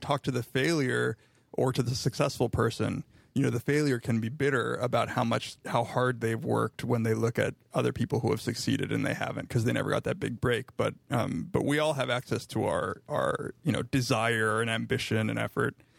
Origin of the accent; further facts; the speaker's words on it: Riverside, California, United States; now in Ithaca, United States; my hometown of Riverside, California